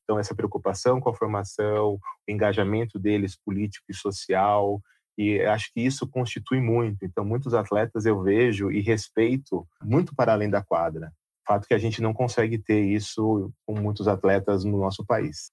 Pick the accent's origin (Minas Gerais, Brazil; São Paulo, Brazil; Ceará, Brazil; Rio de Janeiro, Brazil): São Paulo, Brazil; Jundiaí; also born or lived in Londrina; eu sou de Jundiaí